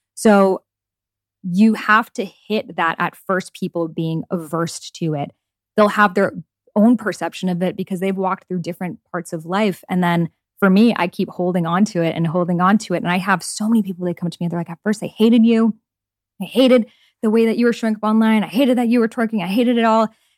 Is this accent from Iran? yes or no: yes; Iran; So like the culture I grew up in Iran, in Middle Eastern culture, like women aren't allowed to go outside without a headscarf.